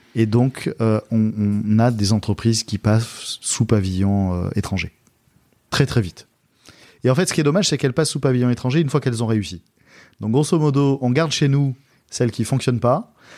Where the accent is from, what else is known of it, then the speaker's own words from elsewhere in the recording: Istres, Provence-Alpes-Côte d'Azur, France; la ville dans laquelle j'ai grandi, qui est la ville d'Istre à côté de Marseille, bah, j'y habite encore